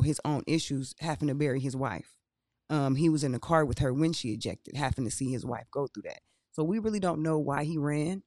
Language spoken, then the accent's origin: English; Akron, Ohio, United States; I'm from Akron, Ohio